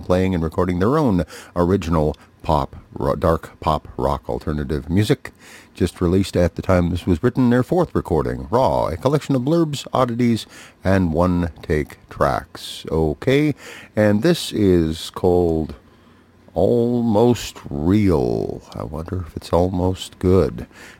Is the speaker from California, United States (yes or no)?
no; Duluth, Minnesota, United States; Duluth, Minnesota, my hometown, out on the edge of Lake Superior.